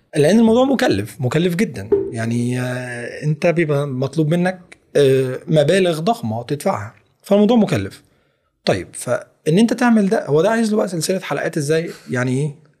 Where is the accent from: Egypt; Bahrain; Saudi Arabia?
Egypt; accent: Egyptian; انا اتولدت مصري فاذا انا مولود باللهجه المصريه